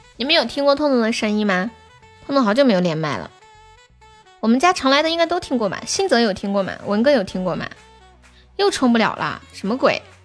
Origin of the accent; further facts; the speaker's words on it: Tianjin, China; 你听得出来我说话有天津口音吗